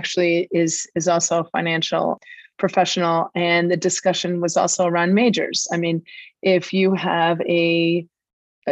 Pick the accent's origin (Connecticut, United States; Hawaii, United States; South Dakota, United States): Connecticut, United States; I am from Connecticut